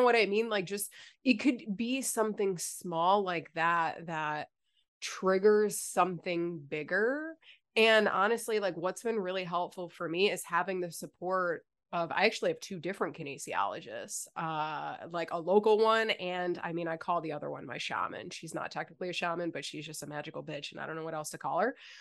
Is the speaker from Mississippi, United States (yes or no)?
no; Buffalo, New York, United States; moved away as an adult; also born or lived in Virginia; now in South Carolina, United States; We moved from Buffalo to Virginia for a year